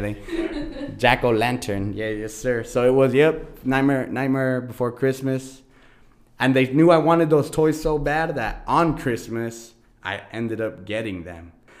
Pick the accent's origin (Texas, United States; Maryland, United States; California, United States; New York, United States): California, United States; Oxnard; we grew up in Cali. Oxnard, California, to be exact.